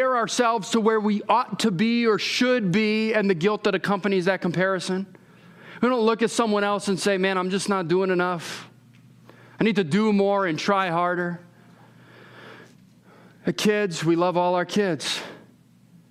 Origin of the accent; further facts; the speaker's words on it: California, United States; I'm from California